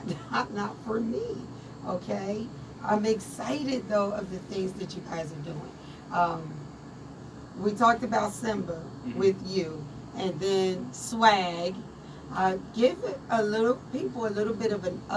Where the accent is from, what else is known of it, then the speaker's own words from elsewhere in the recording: Trenton, New Jersey, United States; As a Trentonian